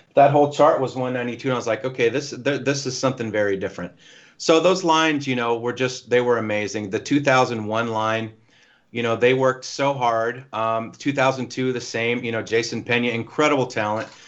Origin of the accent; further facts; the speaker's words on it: Nashville, Tennessee, United States; I'm from Nashville